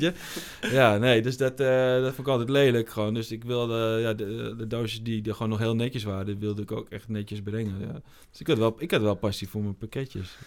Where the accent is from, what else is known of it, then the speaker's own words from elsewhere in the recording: Almere, Flevoland, Netherlands; ik kom uit Almere, maar Almere is natuurlijk gewoon de, de, de grote woonwijk van Amsterdam